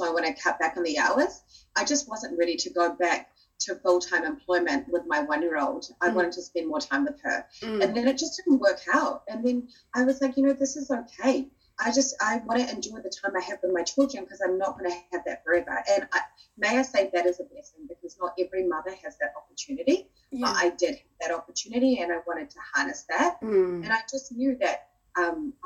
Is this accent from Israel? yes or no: no; New Zealand; also born or lived in Australia / Fiji (parents); I was born in Australia, brought up in New Zealand.